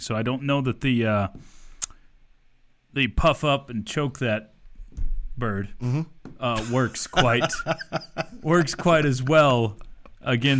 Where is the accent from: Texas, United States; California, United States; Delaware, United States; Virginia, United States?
Texas, United States; West; I'm from West Texas